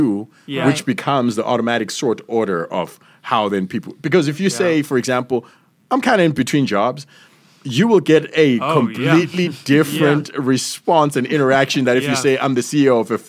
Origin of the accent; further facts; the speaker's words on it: United States; and I say this as an American, as lovingly as I can